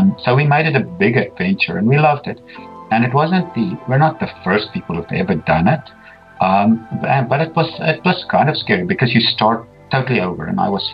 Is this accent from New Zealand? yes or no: no; Pretoria, Gauteng, South Africa; accent: South African Canadian, Afrikaans; first language Afrikaans; English is a second language; moved away as an adult; now in Canada; my first language is Afrikaans. And so if you've never heard what a South African Canadian sounds like, the Afrikaans version, this is what it sounds like after 20 years in Canada. So I was born in a city called Pretoria, grew up there, went through university